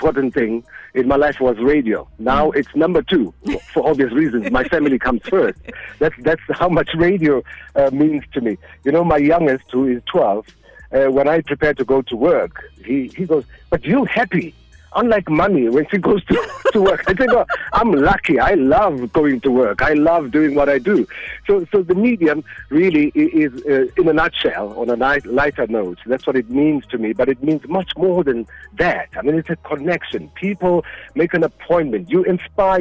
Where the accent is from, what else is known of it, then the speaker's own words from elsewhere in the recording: Eden Park, Gauteng, South Africa; colored neighborhood called Eden Park. That's my hometown